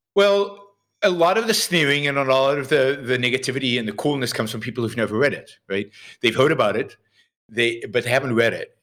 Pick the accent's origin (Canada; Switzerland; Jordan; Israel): Israel; I was sixteen, uh, I was living in Israel. I grew up in Israel.